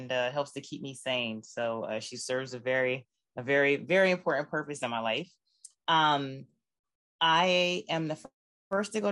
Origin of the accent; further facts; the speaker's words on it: Camden, New Jersey, United States; born and raised in Camden, New Jersey